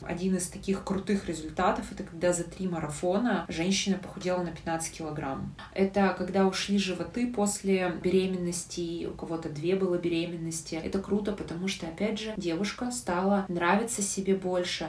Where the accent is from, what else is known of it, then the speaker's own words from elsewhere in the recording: Yekaterinburg, Sverdlovsk Oblast, Russia; я из Екатеринбурга